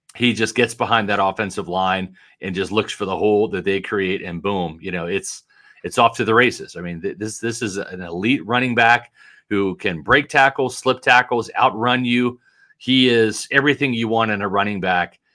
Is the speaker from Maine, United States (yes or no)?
no; Kansas City, Missouri, United States; when I grew up in Kansas City